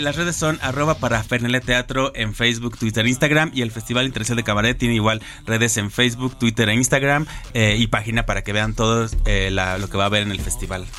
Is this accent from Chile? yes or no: no; Mexico; lo que somos los mexicanos